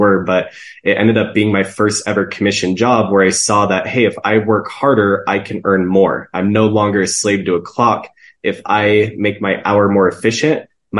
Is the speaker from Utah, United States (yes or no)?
yes; Salt Lake City, Utah, United States; born and raised here in Salt Lake City, Utah